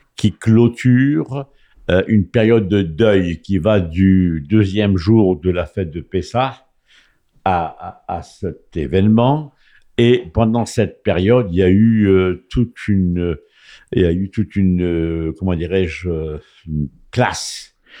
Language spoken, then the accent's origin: French; Rabat, Rabat-Salé-Kénitra, Morocco; first language French; moved away; Rabat, la capitale qui est ma ville natale